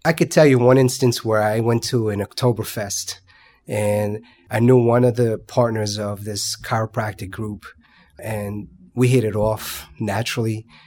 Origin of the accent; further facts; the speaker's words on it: Paterson, New Jersey, United States; I grew up in Patterson, so my dad was well known in this